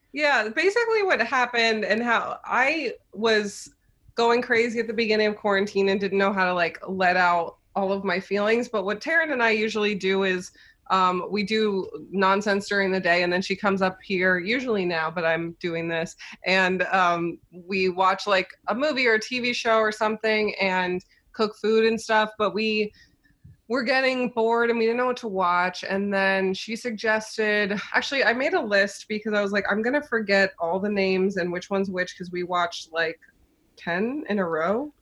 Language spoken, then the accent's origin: English; Cincinnati, Ohio, United States; moved away as an adult; also born or lived in New York; I grew up in Cincinnati